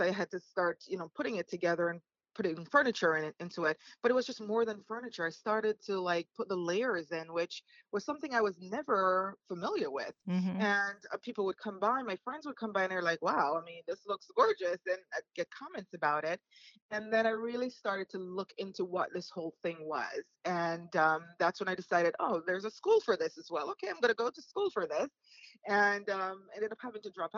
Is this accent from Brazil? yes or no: no; Jamaica; moved away as an adult; also born or lived in Florida; now in United States; growing up in Jamaica